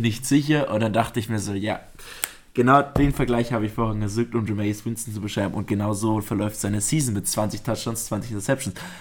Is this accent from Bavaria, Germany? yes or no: yes; Augsburg, Bavaria, Germany; Wir sind ja Augsburger Gebürtige